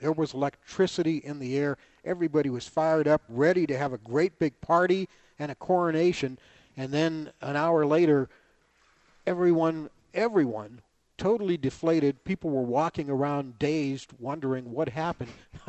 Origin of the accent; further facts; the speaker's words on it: Pueblo, Colorado, United States; now in Colorado Springs, United States; my hometown of Pueblo, Colorado